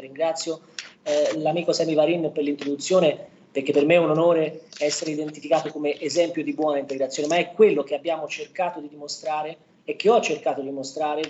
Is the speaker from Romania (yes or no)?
yes; Romania; now in Prato, Italy; la mia, la comunità rumena